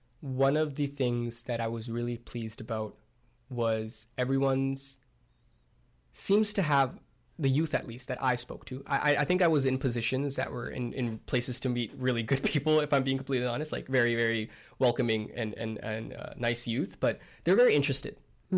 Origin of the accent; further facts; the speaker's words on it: Delhi, India; born there; I was born in Delhi.